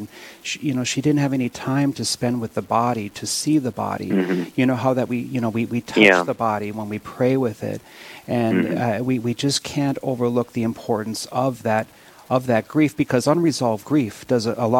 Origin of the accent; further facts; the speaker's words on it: Williston, North Dakota, United States; moved away; when I'm born and raised in Williston